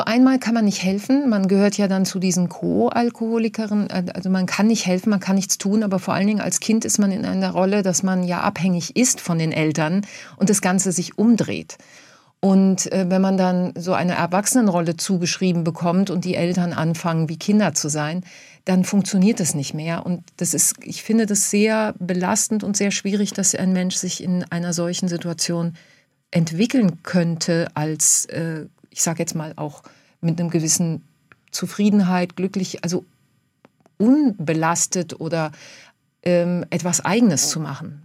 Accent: Germany; moved away as an adult; also born or lived in Argentina; Ich bin die Deutsche, die Tango tanzt

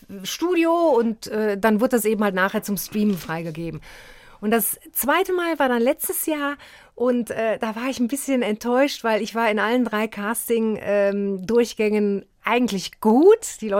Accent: Aachen, North Rhine-Westphalia, Germany; Ja, ich bin eine Aachener Printe

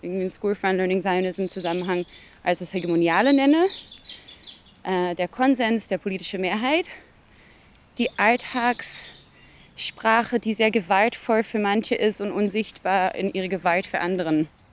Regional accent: Southern District, Israel; German is a second language; moved away as an adult; also born or lived in Tel Aviv; now in Berlin, Germany; Ich bin in Israel geboren, in einem Kibbutz im Süden. Ich bin 2010 nach Berlin gekommen

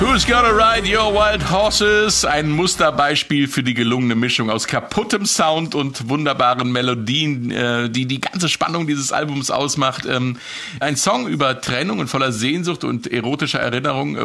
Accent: West Germany, Germany; für mich als Wessi-Radioanfänger

